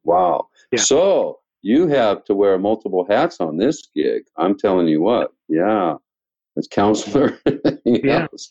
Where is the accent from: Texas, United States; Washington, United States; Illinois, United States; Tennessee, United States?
Washington, United States; now in Mesa, United States; I'm from Washington, which used to be fairly conservative